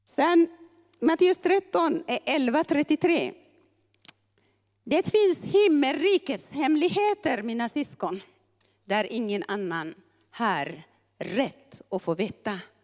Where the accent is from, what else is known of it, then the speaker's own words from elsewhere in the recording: Eritrea; moved away; vi eritreaner